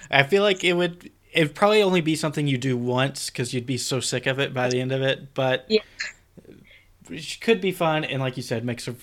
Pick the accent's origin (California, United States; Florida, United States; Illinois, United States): Florida, United States; for me, growing up in Walt Disney World, I would almost be tempted to say Disneyland now